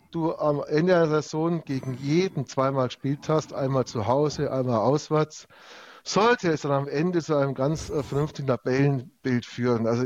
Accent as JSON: {"language": "German", "town": "Augsburg", "region": "Bavaria", "country": "Germany", "said": "vor allem ist es nicht unser Problem, weil wir sind Augsburger."}